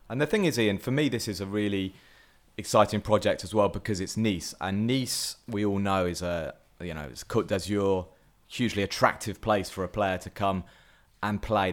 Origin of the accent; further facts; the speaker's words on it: England, United Kingdom; as an Englishman